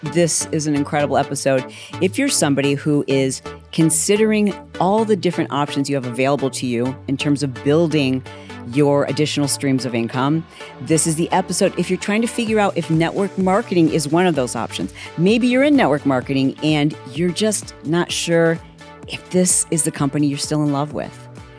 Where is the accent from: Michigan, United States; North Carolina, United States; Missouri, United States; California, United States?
Michigan, United States; Grand Rapids; And maybe that's because I'm from Grand Rapids, Michigan, right?